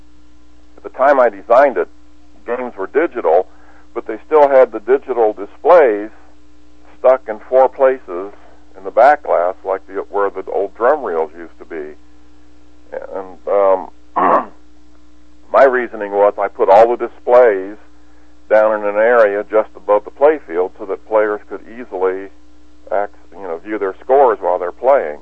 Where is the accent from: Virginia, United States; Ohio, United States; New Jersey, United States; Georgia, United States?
Ohio, United States; Columbus; moved away; I'm from Columbus, Ohio